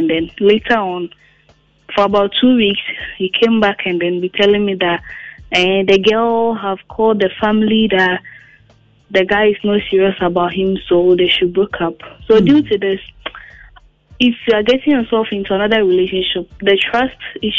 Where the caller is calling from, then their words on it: Asafo, Ghana; I'm calling from Asafo.